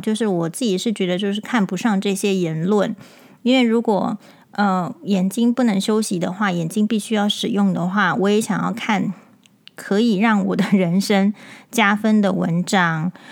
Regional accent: Taiwan; 我们身为台湾人

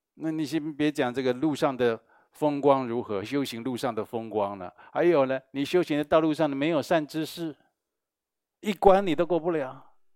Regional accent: Taiwan; 我们台湾人

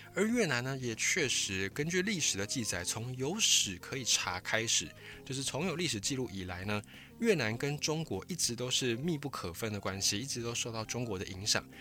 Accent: Taiwan; 我们是来自台湾

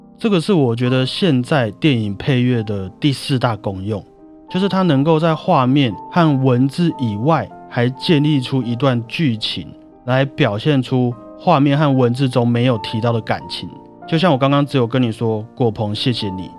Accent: Taiwan; 我是台湾人啊

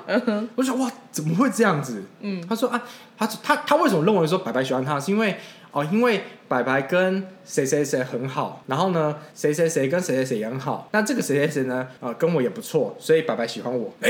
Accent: Keelung, Keelung City, Taiwan; 哦我们都是基隆人，哦也还还还都是基隆高中毕业的

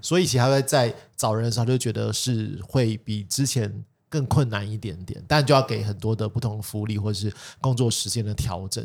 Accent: Taipei, Taiwan; 像我们台北人

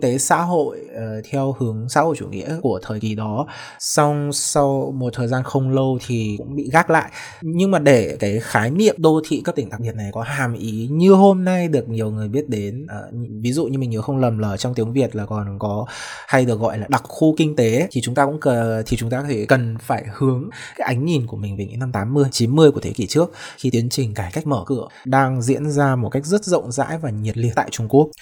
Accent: Haiphong, Vietnam; mình thì là sinh ra tại Hải Phòng

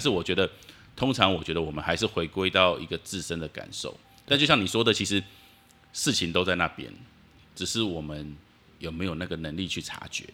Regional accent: Taipei, Taiwan; 我们家从小就住在辛亥隧道旁边

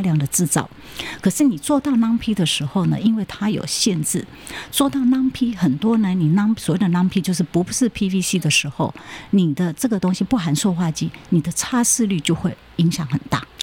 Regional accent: Taiwan; also born or lived in Japan; 因为我们台湾人除了讲中文，然后再来就是台湾话

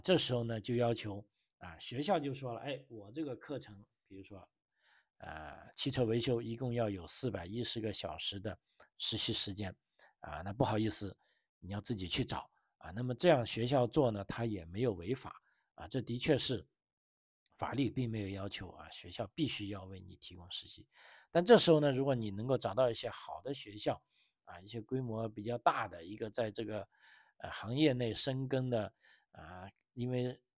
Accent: China; 按照我们中国人的，呃，中，中国学生的说法

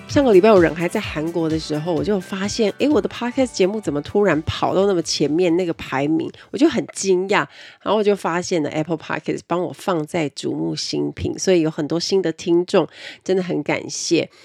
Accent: Kaohsiung, Taiwan; 我们是高雄人

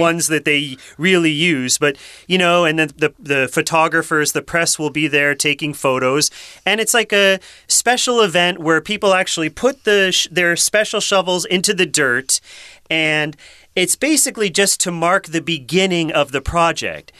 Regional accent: Massachusetts, United States; moved away as an adult; also born or lived in Rhode Island; now in Taiwan; I grew up in Massachusetts, and then I went to school in Rhode Island

